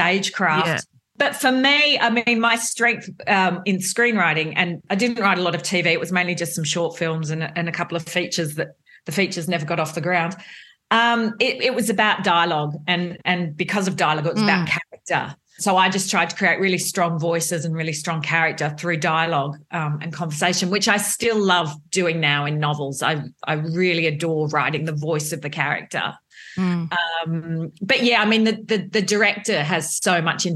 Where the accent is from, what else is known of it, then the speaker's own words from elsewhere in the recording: Melbourne, Victoria, Australia; I'm a Melbourne girl